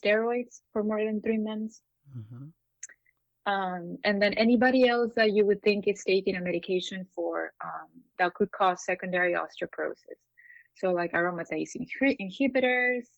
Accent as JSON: {"language": "English", "country": "Peru", "also_born_or_lived": "Miami", "moved": "as an adult", "said": "I'm from Peru. I trained there"}